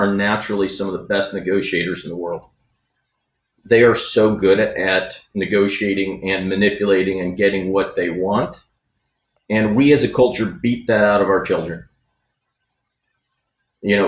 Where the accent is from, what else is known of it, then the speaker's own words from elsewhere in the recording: University City, Missouri, United States; So I grew up in University City, and around kindergarten, the U City School District